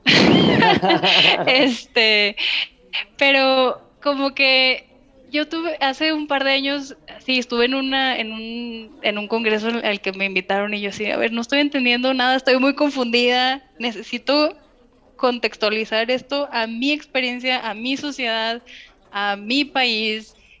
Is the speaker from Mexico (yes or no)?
yes; Mexico; also born or lived in Canada; yo soy mexicana, yo vengo de un país que fue colonizado